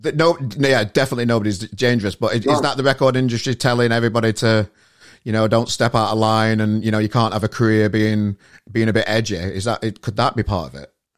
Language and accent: English; Sheffield, Yorkshire and the Humber, United Kingdom; moved away; I'm from Sheffield originally